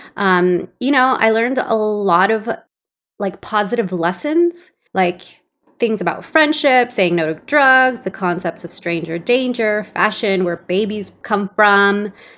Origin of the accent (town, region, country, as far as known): Los Angeles, California, United States; born or raised there; English is a second language; also born or lived in El Salvador